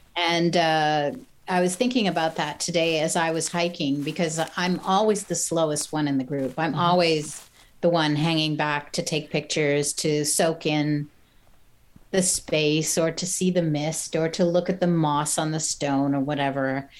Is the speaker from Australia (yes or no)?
no; Montreal, Quebec, Canada; I'm from Montreal. We'd walk down Sherbrooke Street and go and check out the galleries